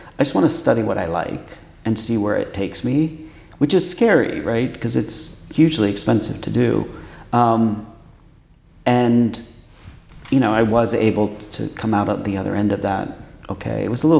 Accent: New York, United States; born there; also born or lived in Pennsylvania; now in Washington, United States; I was born in New York. In upstate New York, and then moved around a bit and went to school in Pennsylvania, central Pennsylvania, and then moved to Washington for college.

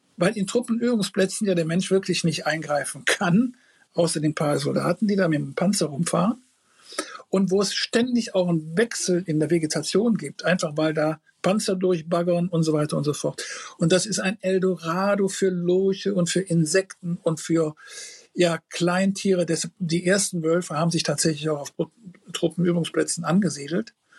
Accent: Rhineland, Germany; bei uns im Rheinland

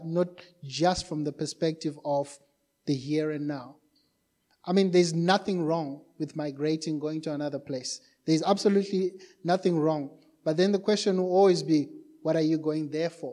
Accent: Zimbabwe; moved away as an adult; also born or lived in Johannesburg, South Africa; now in Cape Town, South Africa; We're originally from Zimbabwe

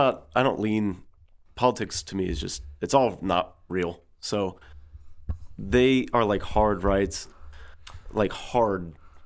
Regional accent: Blue Springs, Missouri, United States; I'm from Blue Springs.

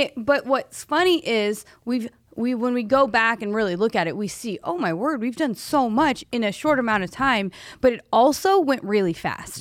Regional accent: Oklahoma, United States; I'm from Oklahoma.

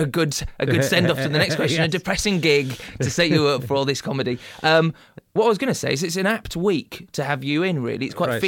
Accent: Beverley, Yorkshire and the Humber, United Kingdom; I'm a Beverley man

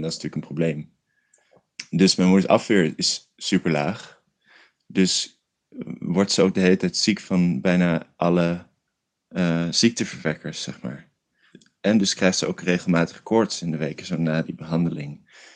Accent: Rotterdam, South Holland, Netherlands; now in Rotterdam, Netherlands; dus toen ben ik opeens terug verhuisd naar Rotterdam, waar ik vandaan kom

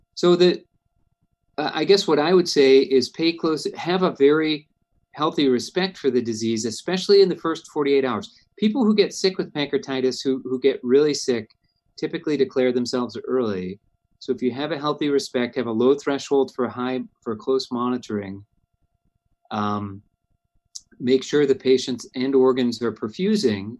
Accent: Cleveland, Ohio, United States; moved away as an adult; also born or lived in Toledo, Ohio; now in Indiana, United States; I grew up in Cleveland, Ohio

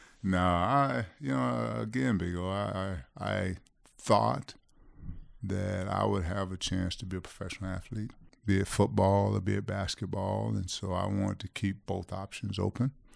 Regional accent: Florida, United States; moved away as an adult; also born or lived in Camden, New Jersey / Kentucky; the University of Florida was fifty-five miles from my hometown

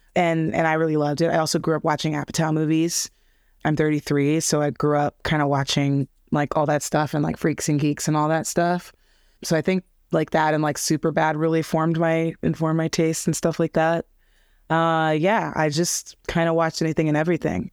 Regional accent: Los Angeles, California, United States; I grew up in L A, I grew up in, well, more specifically, I grew up in a place called Harbor City, Torrance, Alameda area, so I grew up in the South Bay

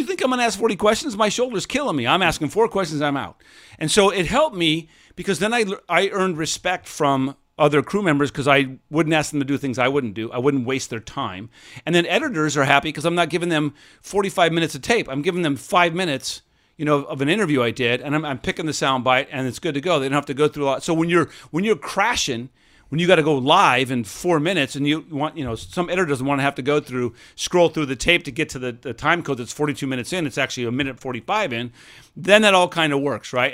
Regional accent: Seattle, Washington, United States; when I was growing up in Seattle

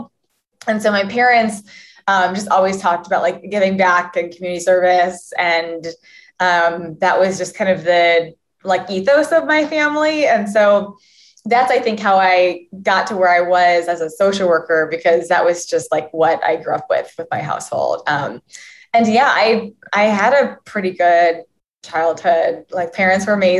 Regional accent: Valparaiso, Indiana, United States; also born or lived in Torrance, California; I grew up in Valparaiso, Indiana, and was just raised there until I went off to college

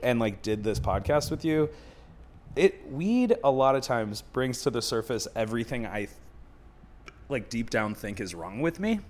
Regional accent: Buffalo, New York, United States; now in Chicago, United States; I'm from Buffalo

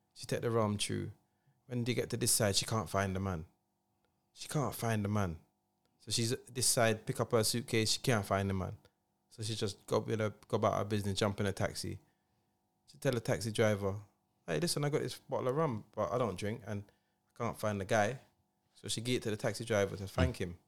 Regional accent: London, United Kingdom; I'm from Streatham.

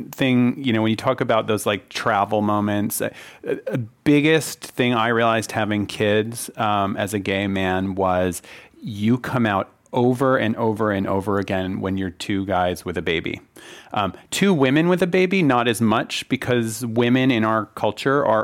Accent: Northeast, United States; moved away; I was brought up in the Northeast

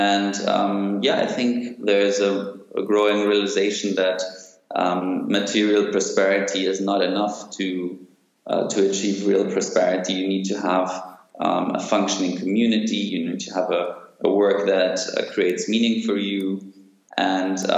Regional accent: Munich, Bavaria, Germany; also born or lived in Athens, Greece; born and raised in Munich with stints in Athens

